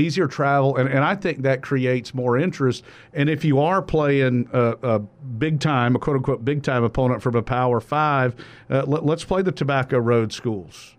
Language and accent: English; South Georgia, United States; growing up in South Georgia